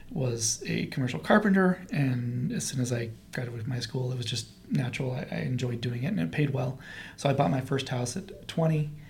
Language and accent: English; Portland, Oregon, United States; also born or lived in Aloha, Oregon; I'm actually from Portland, so I oh, okay. actually lived in Aloha, graduated from Aloha High School